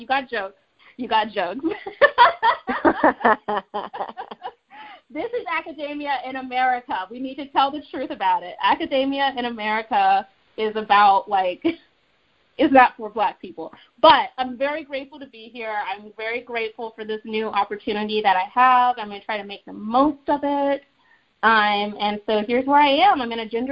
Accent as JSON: {"language": "English", "region": "Northern Virginia", "country": "United States", "tie": "born or raised there", "also_born_or_lived": "Massachusetts", "moved": "as an adult", "lives_now": "Connecticut, United States", "said": "growing up in Northern Virginia"}